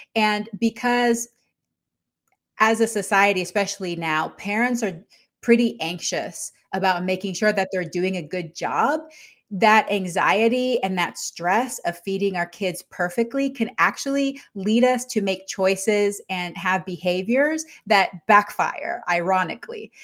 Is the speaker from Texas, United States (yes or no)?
yes; Texas, United States; moved away as an adult; also born or lived in Panama; now in Yakima, United States; I'm originally from Panama, and I grew up in Texas